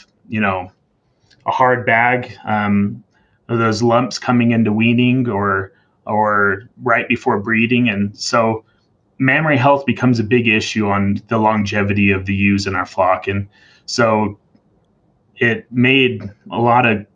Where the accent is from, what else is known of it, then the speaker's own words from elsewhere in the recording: Chandler, Arizona, United States; moved away as an adult; also born or lived in Montana / Wyoming; now in Utah, United States; I grew up in Chandler, Arizona, kind of dairy country, and grew up on a small farm